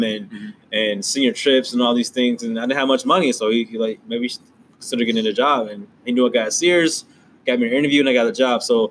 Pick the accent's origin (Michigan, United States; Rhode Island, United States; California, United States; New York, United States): Michigan, United States; Detroit; I grew up in Detroit